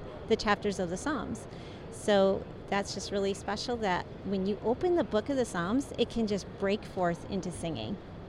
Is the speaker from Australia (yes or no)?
no; Michigan, United States; I grew up in Michigan.